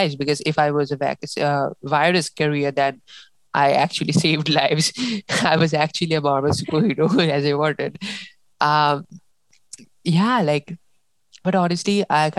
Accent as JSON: {"language": "English", "country": "India", "said": "we Indians"}